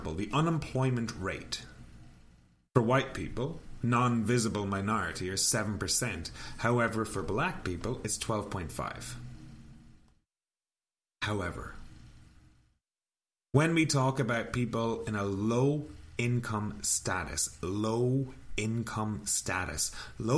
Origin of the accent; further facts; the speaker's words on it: Ireland; now in Canada; now I'm living in Canada. I'm from Ireland